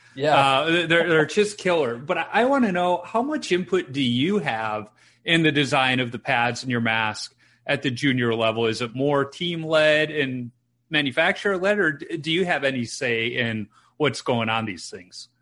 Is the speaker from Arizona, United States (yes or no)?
no; Chicago, Illinois, United States; growing up in Chicago and being a Hawks fan